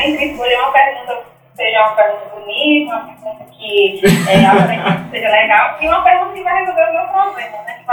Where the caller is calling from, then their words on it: Mossoró, Rio Grande do Norte, Brazil; Eu sou de Mossoró